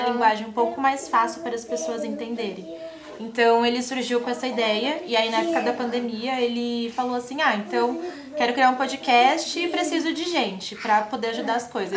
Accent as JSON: {"language": "Portuguese", "region": "São Paulo", "country": "Brazil", "said": "eu que sou de São Paulo"}